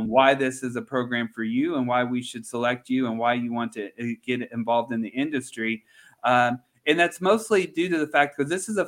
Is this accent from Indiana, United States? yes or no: yes; Central Indiana, United States; moved away; also born or lived in Georgia; I'm born and raised in Central Indiana.